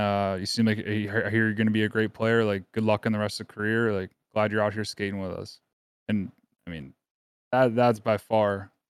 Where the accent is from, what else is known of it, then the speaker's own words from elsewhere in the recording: Pittsburgh, Pennsylvania, United States; Growing up in Pittsburgh.